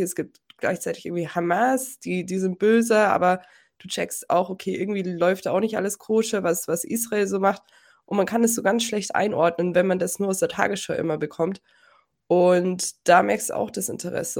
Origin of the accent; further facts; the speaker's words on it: Germany; ich bin Deutsche